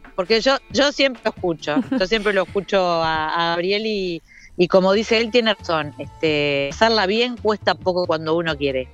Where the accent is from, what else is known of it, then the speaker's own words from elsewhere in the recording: Piriápolis, Maldonado, Uruguay; yo me crié en Iriápolis